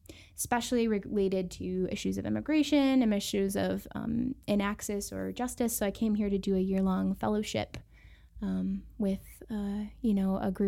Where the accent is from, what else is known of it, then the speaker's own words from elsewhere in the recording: Buffalo, New York, United States; moved away as an adult; now in El Paso, United States; I'm from Buffalo, New York, which is right in Western New York on the Great Lakes, very close to Canada